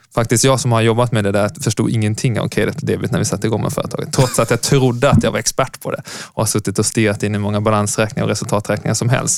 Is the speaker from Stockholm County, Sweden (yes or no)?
no; Lund, Skåne, Sweden; moved away as an adult; also born or lived in Uppsala; Jag kom från Lund. Född på 80-talet. Eh, men lämnade Lund för att sen plugga ekonomi i Uppsala